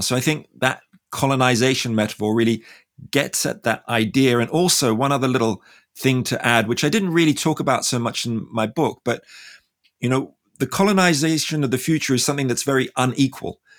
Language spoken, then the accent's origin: English; Australia; I'm from Australia